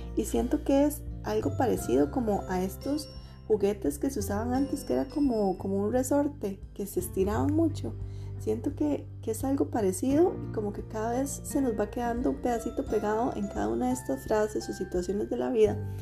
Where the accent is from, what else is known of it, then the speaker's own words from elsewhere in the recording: Costa Rica; soy una mujer de Costa Rica